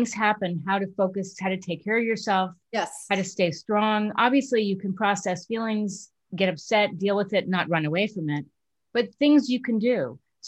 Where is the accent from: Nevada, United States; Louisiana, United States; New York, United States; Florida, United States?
New York, United States; When I was little growing up in New York